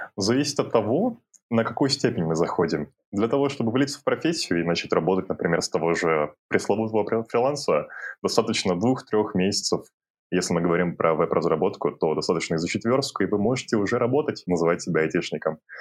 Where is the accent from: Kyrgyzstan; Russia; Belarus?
Kyrgyzstan; now in Kazakhstan; я родом из Кыргызстана и сейчас живу, работаю в Казахстане